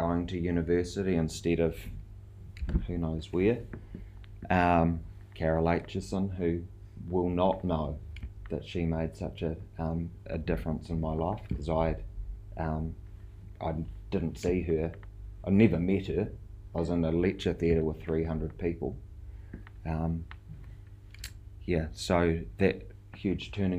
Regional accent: South Island, New Zealand; moved away as an adult; also born or lived in Rarotonga, Cook Islands; now in Tauranga, New Zealand; I'm from the South Island

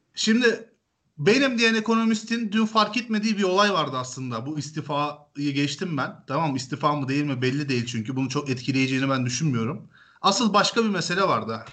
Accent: Turkey; Türküz biz

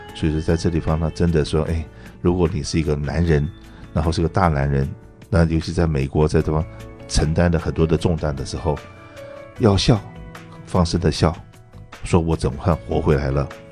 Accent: Taiwan; moved away as an adult; now in California, United States; 我在台湾出生长大，那我父亲是个军人

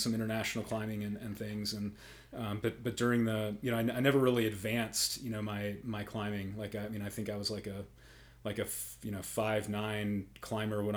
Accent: Omaha, Nebraska, United States; moved away as an adult; also born or lived in Boulder, Colorado; now in Colorado, United States; I grew up in Omaha

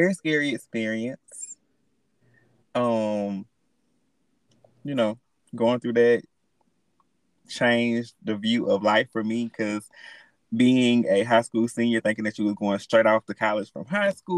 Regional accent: Alabama, United States; I am from Alabama

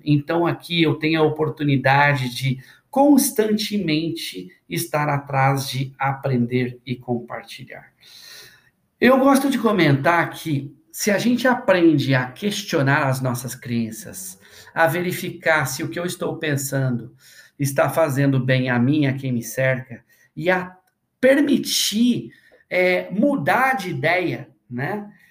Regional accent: interior of Minas Gerais, Brazil; moved away as an adult; now in São Paulo, Brazil; Eu sou do interior de Minas e eu cresci ouvindo a minha mãe

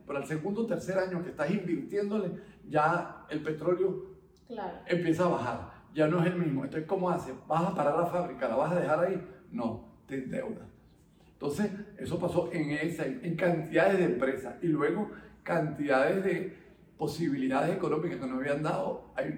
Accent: Caracas, Capital District, Venezuela; also born or lived in France; nosotros nos sintiésemos totalmente este, caraqueños.

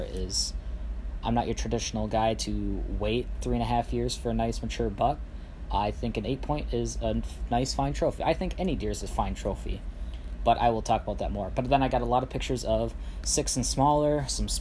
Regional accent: central Minnesota, United States; I am from central Minnesota

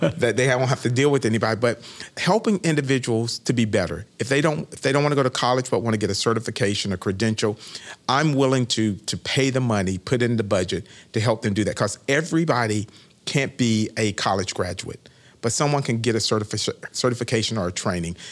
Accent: Winter Haven, Florida, United States; also born or lived in Daytona Beach; this was my hometown. I was born and raised in Winterhaven

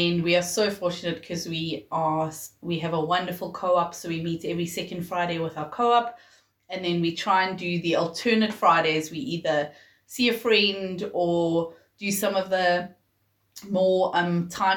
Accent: Johannesburg, Gauteng, South Africa; also born or lived in Pietermaritzburg; I was born in Pietermaritzburg, but my parents moved to Johannesburg, I think I was a year old, so really I'm a Joburger through and through.

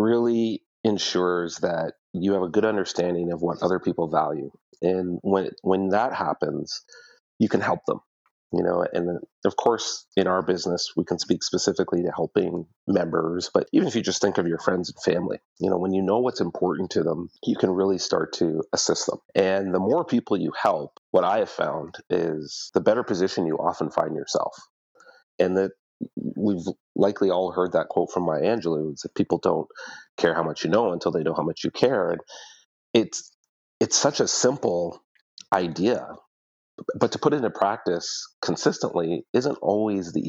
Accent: Ottawa, Ontario, Canada; moved away as an adult; also born or lived in Toronto; now in London, Canada; I was born and raised in Ottawa, so had friends and family there

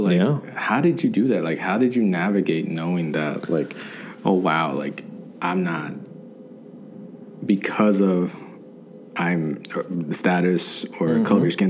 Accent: Georgia, United States; also born or lived in Los Angeles, California; I was born in Los Angeles, California, but I had my ties here in the South, in Georgia, and I got to experience it like my whole life.

